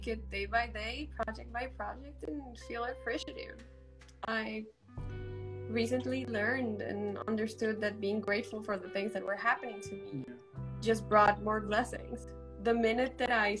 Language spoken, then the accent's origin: English; Medellín, Antioquia, Colombia; now in New York, United States; I'm from Medellin, Colombia